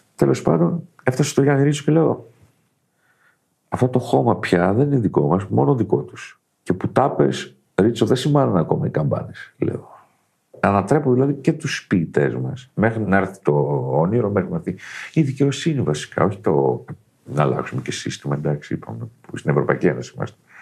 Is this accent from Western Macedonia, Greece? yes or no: yes; Kozani area, Western Macedonia, Greece; Από εδώ τον τόπο μου.